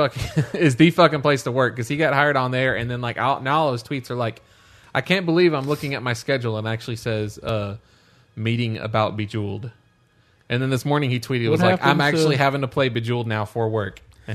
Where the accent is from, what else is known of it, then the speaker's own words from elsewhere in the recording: Missouri, United States; Hey, everybody! Yeah. … from Missouri.